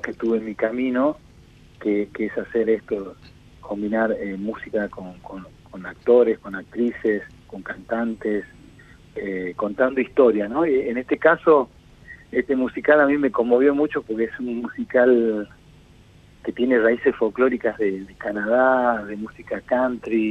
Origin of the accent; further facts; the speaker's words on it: Tucumán, Argentina; moved away as an adult; now in Buenos Aires, Argentina; yo vengo de Tucumán y la mitad de mi vida estuve en Tucumán haciéndome, formándome como músico desde muy chico y a los veintipico ya me vine para acá a Buenos Aires